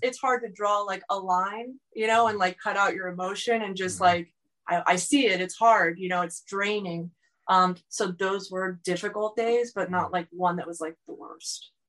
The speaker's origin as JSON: {"language": "English", "region": "South Florida", "country": "United States", "tie": "born or raised there", "said": "I grew up in, you know, the United States, like I grew up in South Florida"}